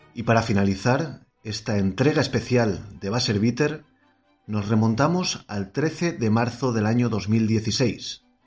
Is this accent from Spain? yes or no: yes; Spain; como español que soy